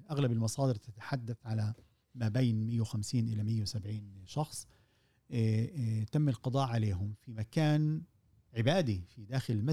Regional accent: Palestine; احنا كفلسطينيين وكعرب عامه

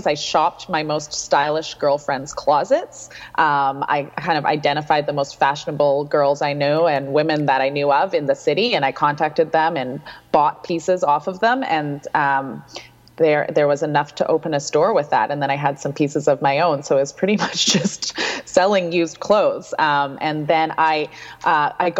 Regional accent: Vancouver, British Columbia, Canada; moved away as an adult; also born or lived in Victoria / Ottawa; I'm born and raised in Vancouver. I went to Kitsilano High School

